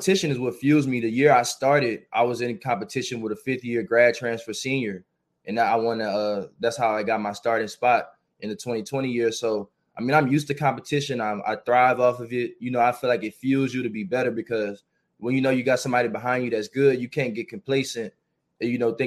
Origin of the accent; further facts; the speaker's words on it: New Orleans, Louisiana, United States; I grew up in New Orleans.